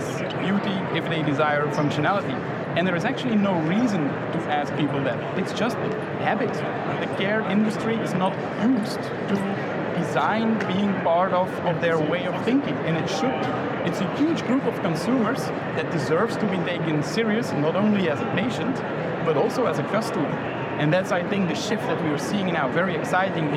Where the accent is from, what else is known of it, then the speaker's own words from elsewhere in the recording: Belgium; I'm from Belgium